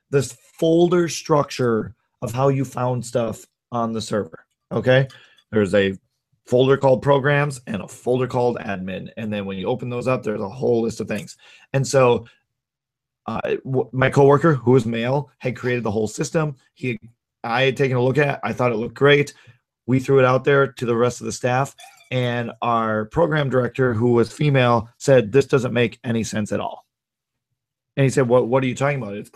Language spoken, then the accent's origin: English; North Dakota, United States; also born or lived in Minnesota; now in Twin Cities, United States; I grew up in North Dakota.